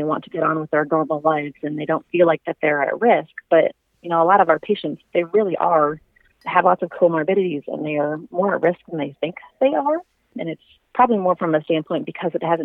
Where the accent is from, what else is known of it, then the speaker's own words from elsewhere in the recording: Iowa, United States; I'm born and raised in Iowa